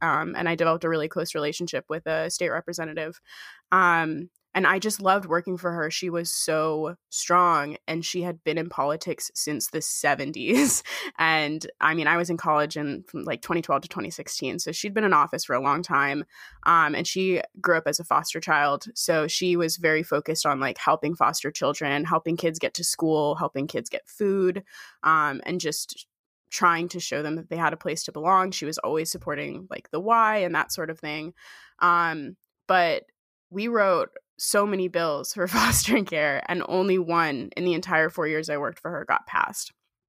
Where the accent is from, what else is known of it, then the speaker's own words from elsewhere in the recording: New Hampshire, United States; I grew up in the Whites of New Hampshire, so I'd been hiking before, but the most I'd ever done was like 10 miles.